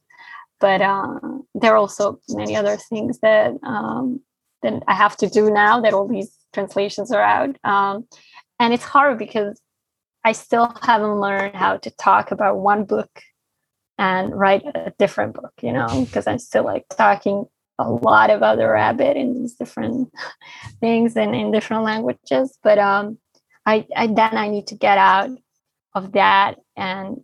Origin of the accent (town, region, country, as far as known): Bosnia & Herzegovina; English is a second language; now in Barcelona, Spain